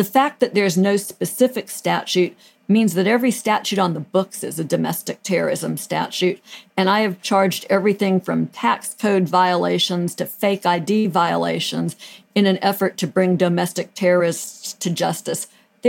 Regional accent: Pasadena, California, United States; I grew up in the Pasadena area, which is just next door to Monrovia.

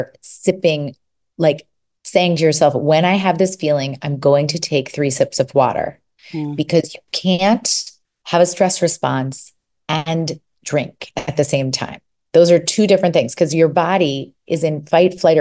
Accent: New York City, New York, United States; moved away as an adult; now in California, United States; I'm from New York. So I lived in New York City

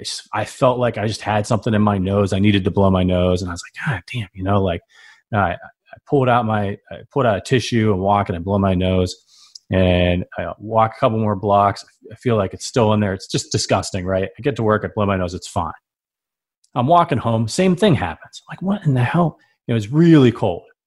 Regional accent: Northeast Ohio, United States; also born or lived in New York City; now in Chicago, United States; I'm from Northeast Ohio. It's, it's cold there. I, I've lived in New York City for about ten years

